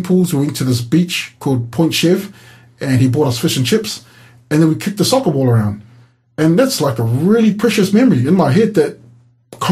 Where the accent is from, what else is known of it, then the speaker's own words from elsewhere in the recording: New Zealand; now in Hobart, Australia; I grew up in New Zealand. We grew up in the suburbs